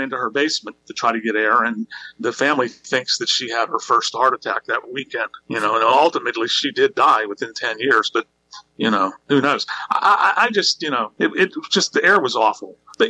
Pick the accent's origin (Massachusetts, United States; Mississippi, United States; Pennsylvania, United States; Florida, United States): Pennsylvania, United States; Webster; I grew up in Webster, which was directly across the river from the Donora Mills